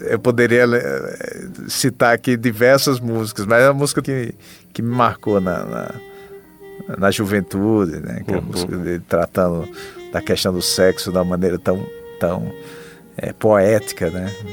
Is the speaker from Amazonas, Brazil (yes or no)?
no; Mossoró, Rio Grande do Norte, Brazil; sou de Mossoró, no Rio Grande do Norte.